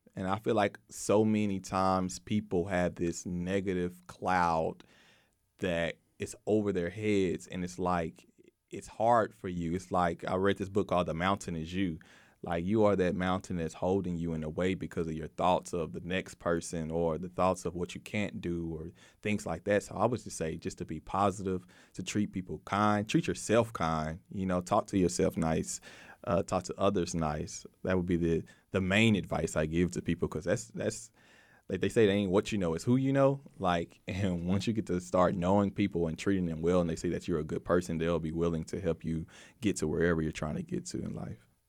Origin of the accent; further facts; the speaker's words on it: Waco, Texas, United States; I grew up in North Waco